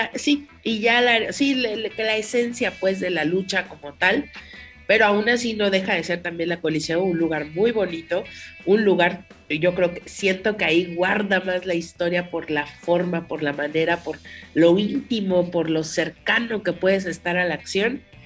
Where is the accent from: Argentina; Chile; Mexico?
Mexico; nosotros como mexicanos